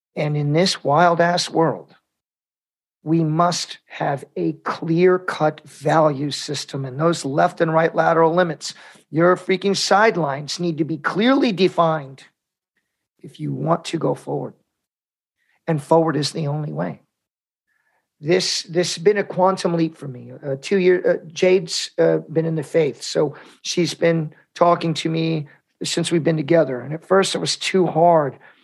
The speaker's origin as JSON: {"language": "English", "country": "United States", "said": "I'm Mexican American, we're Catholics"}